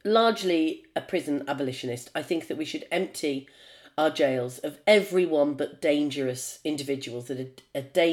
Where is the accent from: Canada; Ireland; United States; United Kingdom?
United Kingdom; I'm a Brit